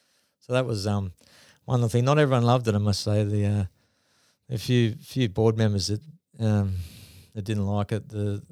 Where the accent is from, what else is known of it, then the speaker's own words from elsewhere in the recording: Northern Beaches, New South Wales, Australia; also born or lived in New Zealand; So I decided, I'm from the Northern Beaches, so we'd come back from New Zealand. I could have easily just gone and lived there.